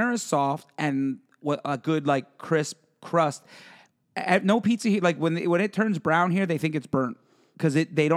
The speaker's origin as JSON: {"language": "English", "region": "Pennsylvania", "country": "United States", "moved": "yes", "lives_now": "Savannah, United States", "said": "We record and live in Savannah, Georgia, but I'm originally from Pennsylvania, and so it was family back home"}